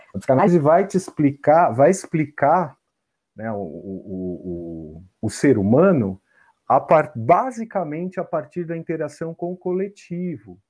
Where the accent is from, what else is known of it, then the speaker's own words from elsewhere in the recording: São Paulo, Brazil; eu nasci na Barra Funda, né? Que é o bairro bem uhum. próximo ali, né? Bairro vizinho.